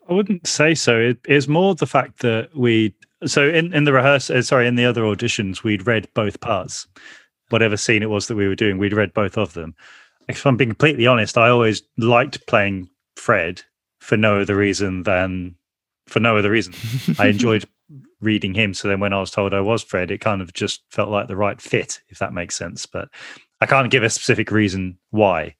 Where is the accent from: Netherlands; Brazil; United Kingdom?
United Kingdom; Birmingham, West Midlands; we grew up in the Aston Villa part of the city